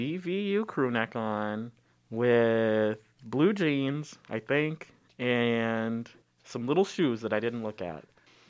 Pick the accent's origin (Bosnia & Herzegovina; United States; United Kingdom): United States; Guthrie Center, Iowa; born or raised there; also born or lived in Des Moines, Iowa